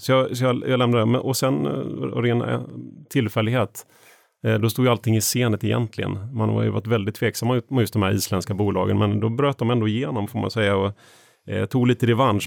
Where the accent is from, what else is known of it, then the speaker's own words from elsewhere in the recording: Eksjö, Jönköping County, Sweden; när jag växte upp, eh, Eksjö i Småland